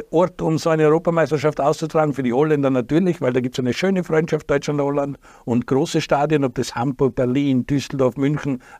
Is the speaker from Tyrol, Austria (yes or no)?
yes; Tyrol, Austria; für mich als Tiroler